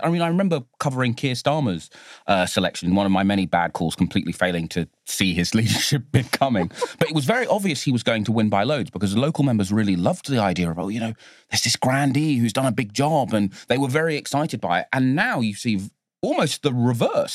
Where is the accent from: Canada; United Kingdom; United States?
United Kingdom; London; my hometown of Bow, where I was born